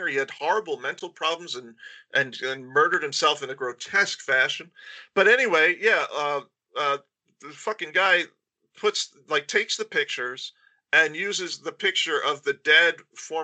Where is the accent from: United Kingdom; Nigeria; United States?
United States; Albany, New York; I'm from Albany